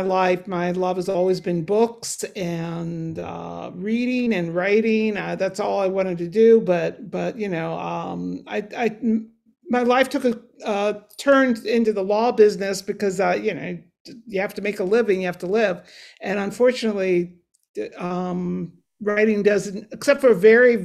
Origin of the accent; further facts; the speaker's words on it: Cincinnati, Ohio, United States; moved away as an adult; also born or lived in New York / New England; I grew up in Cincinnati, Ohio